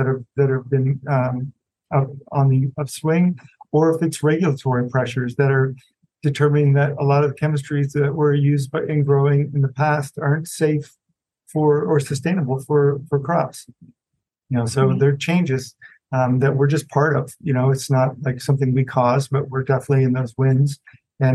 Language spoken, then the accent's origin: English; Illinois, United States; moved away; also born or lived in West Coast; I grew up near farms in Illinois, surrounded by corn